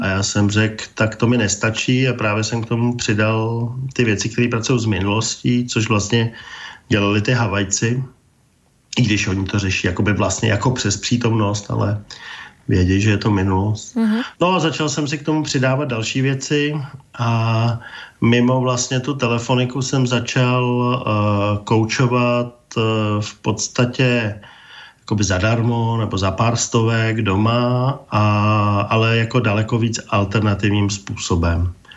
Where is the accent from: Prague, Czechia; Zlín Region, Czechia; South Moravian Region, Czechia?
Prague, Czechia; Já jsem vyrůstal v Praze